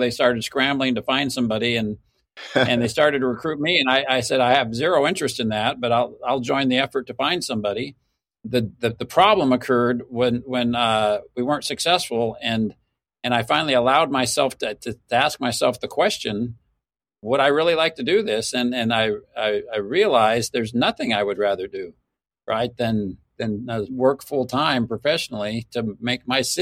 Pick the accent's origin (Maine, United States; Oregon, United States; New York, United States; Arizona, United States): Arizona, United States; Mesa; Mesa, Arizona is my hometown. I was born and raised here